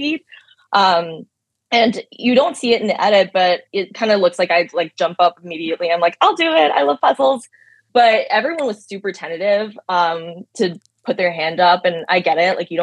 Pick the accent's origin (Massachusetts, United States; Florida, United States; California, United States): Massachusetts, United States; Boston; I'm from Boston